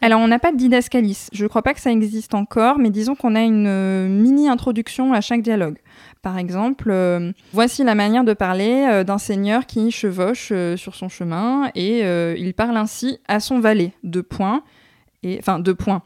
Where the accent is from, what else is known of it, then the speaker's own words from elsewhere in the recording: France; je suis française